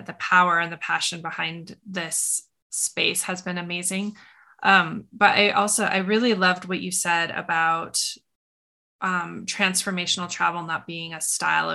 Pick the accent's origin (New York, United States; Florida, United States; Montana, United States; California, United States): Montana, United States; where I grew up in Montana